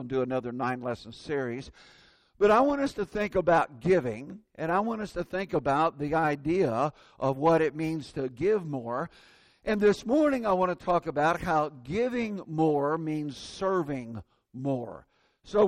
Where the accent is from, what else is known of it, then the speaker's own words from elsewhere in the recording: Indiana, United States; moved away; That's my home state.